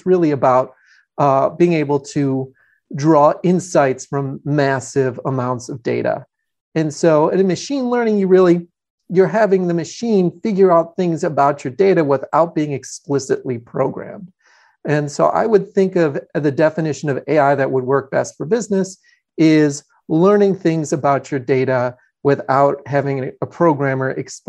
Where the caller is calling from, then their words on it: Atlanta, Georgia, United States; I'm in Atlanta, Georgia.